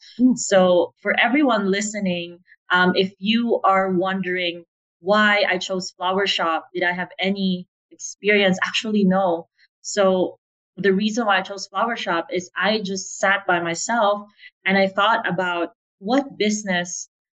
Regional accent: Philippines; also born or lived in United States; now in Playa del Carmen, Mexico; So I'm Filipina. I grew up in the Philippines.

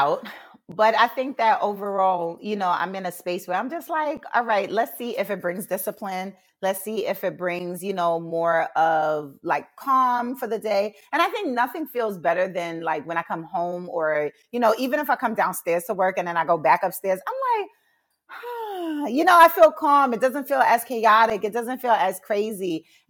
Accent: Jamaica; I'm Jamaican, so tea is like my thing. It's in the household.

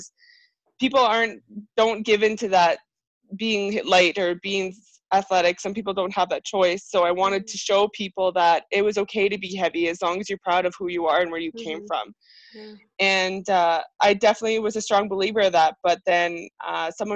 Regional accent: Airdrie, Alberta, Canada; I'm from Airdrie, Alberta

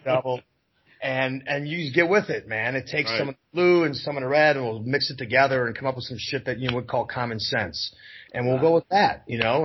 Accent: Wisconsin, United States; I'm from Wisconsin.

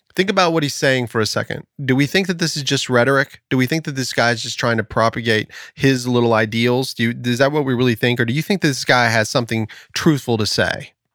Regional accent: United States; I am an American, and I do have a sense of pride about being an American

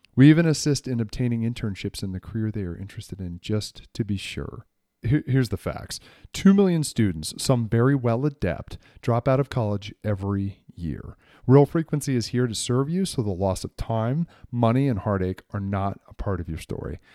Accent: New England, United States; I grew up in New England

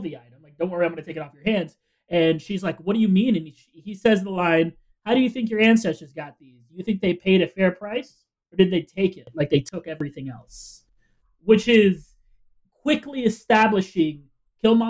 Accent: Florida, United States; moved away as an adult; also born or lived in Puerto Rico; now in New Hampshire, United States; I lived in Florida my entire life.

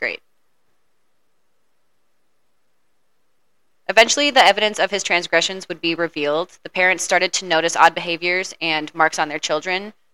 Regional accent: United States; I'm horribly American

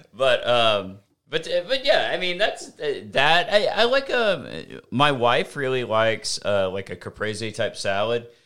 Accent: the South, United States; I'm from the South.

